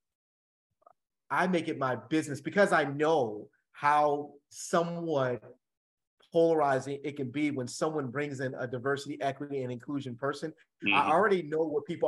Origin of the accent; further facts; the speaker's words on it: the Jersey Shore, New Jersey, United States; I'm from the Jersey Shore